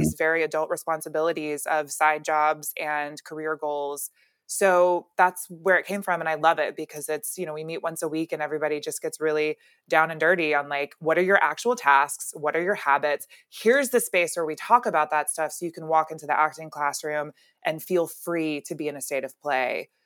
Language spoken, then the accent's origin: English; Alabama, United States; now in California, United States; I'm really from Alabama